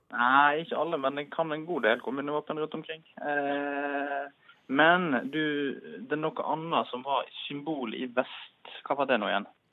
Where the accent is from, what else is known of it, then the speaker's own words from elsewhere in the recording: Radøy, Nordhordland, Vestland, Norway; now in Oslo, Norway; Jeg er fra Rade i Nordhordland